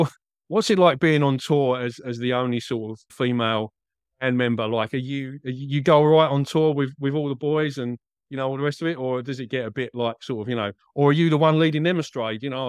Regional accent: Essex, East of England, United Kingdom; moved away as an adult; now in Australia; You probably picked up from the accent, I'm not a native Australian. I'm from Essex, mate. And I came back to Essex last year, about this time last year

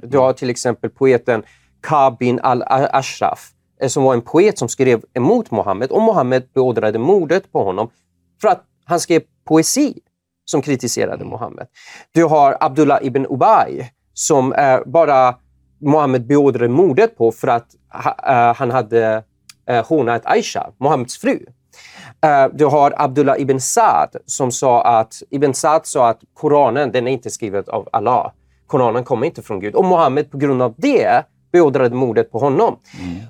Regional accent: Iran; now in Sweden; jag är ju född i Iran och ja. Eh, kommer från en persisk familj

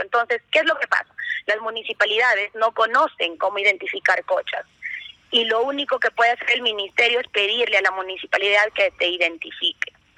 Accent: Huasmín, Cajamarca, Peru; tierra donde yo nací, es la tierra de mis padres, de mis abuelos, de mis bisabuelos

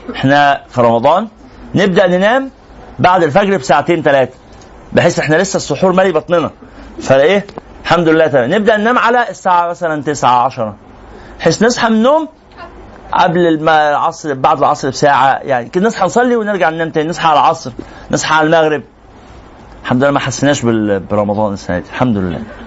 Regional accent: Egypt; احنا كمصريين

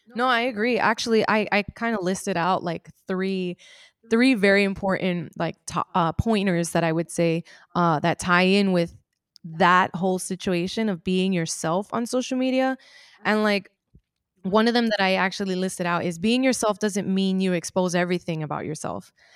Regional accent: United States; Even though I was born in the United States

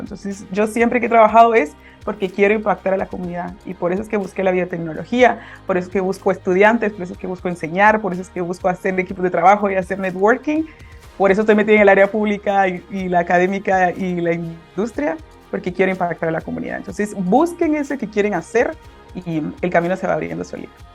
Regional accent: Guatemala City, Guatemala Department, Guatemala; soy de Guatemala, de la ciudad de Guatemala

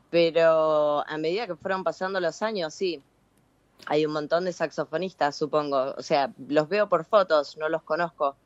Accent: Concepción del Uruguay, Entre Ríos, Argentina; yo soy de Entre Ríos, de Concepción del Uruguay

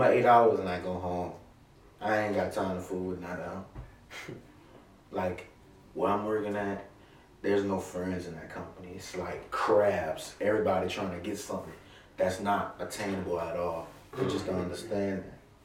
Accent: Harvey, Louisiana, United States; I'm from the West Bank. Harvey to be exact.

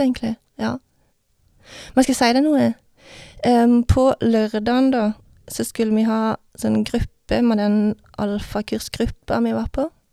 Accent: Vennesla, Agder, Norway; Jeg vokste opp i Vennesla

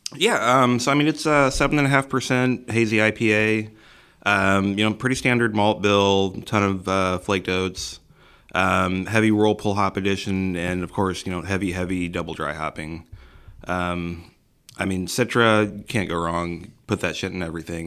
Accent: Missouri City, Texas, United States; I was raised here in Missouri City

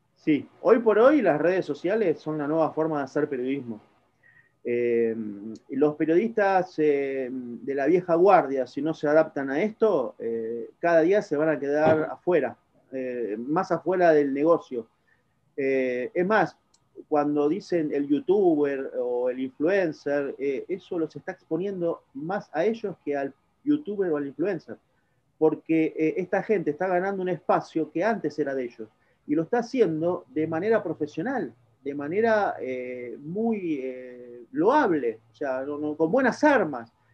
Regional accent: Argentina; Soy argentino y de repente trabajé muchos años de periodista

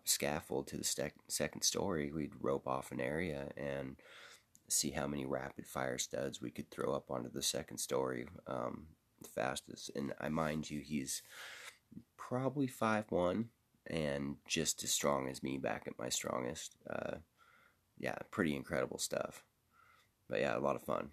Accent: Seattle, Washington, United States; I'm from Seattle.

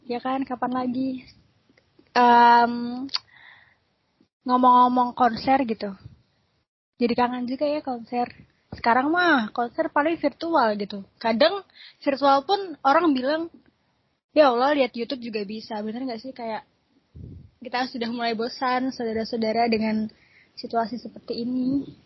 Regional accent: Semarang, Central Java, Indonesia; aku tuh bukan asli Semarang tapi aku dibesarin di Semarang dan Semarang tuh bener-bener sangat berkesan buat aku

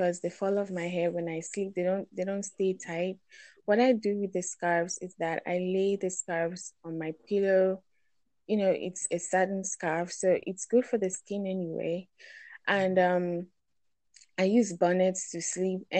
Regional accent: Nigeria; I'm from Nigeria

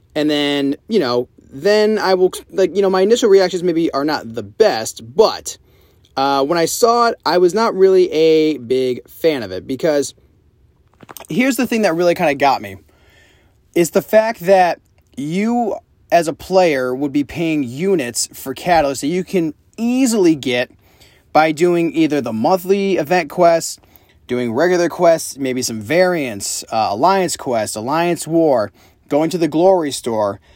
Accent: upstate New York, United States; moved away; my hometown

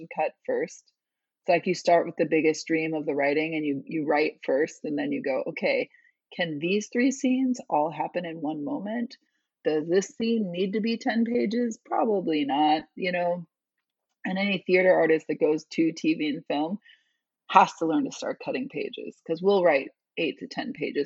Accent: Chicago, Illinois, United States; I'm from Chicago

